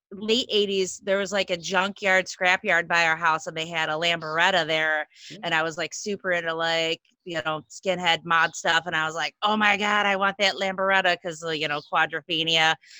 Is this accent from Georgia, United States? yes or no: no; Ypsilanti, Michigan, United States; I'm from Ypsilanti. It's a like half-hour drive to Detroit